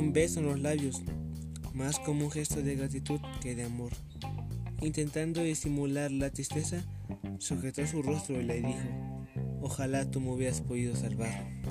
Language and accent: Spanish; Mexico; como mexicanos